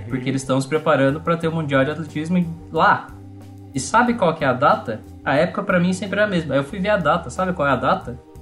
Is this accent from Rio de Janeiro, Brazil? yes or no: no; Piracicaba, São Paulo, Brazil; eu sou natural de Piracicaba